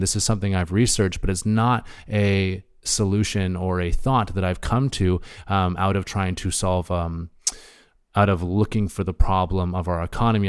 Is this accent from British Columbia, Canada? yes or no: yes; Hornby Island, British Columbia, Canada; I grew up on Hornby Island myself